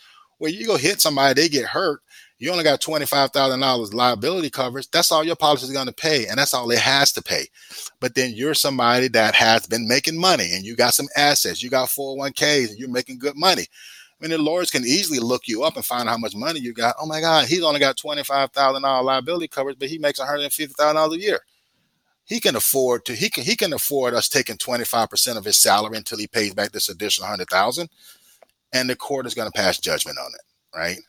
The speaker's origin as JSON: {"language": "English", "town": "Fort Valley", "region": "Georgia", "country": "United States", "tie": "born or raised there", "lives_now": "Stone Mountain, United States", "said": "I'm from Fort Valley, so I'm homegrown"}